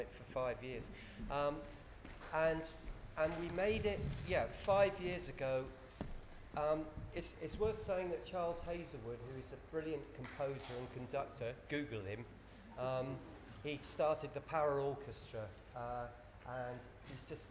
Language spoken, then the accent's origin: English; Cornwall, South West England, United Kingdom; moved away; I'm from Cornwall, beloved Cornwall, that voted UKIP